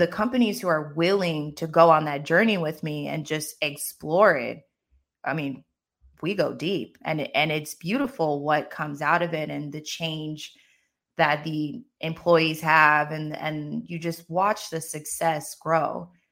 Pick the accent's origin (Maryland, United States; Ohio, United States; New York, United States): Maryland, United States; moved away as an adult; also born or lived in Los Angeles / Paris; now in Barcelona, Spain; I grew up in the States. I grew up in Maryland